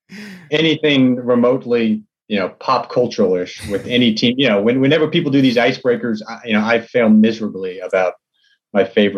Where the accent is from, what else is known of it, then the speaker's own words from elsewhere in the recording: Texas, United States; I'm from Texas. His first movie, Bottle Rocket, was filmed kind of in a neighborhood that I grew up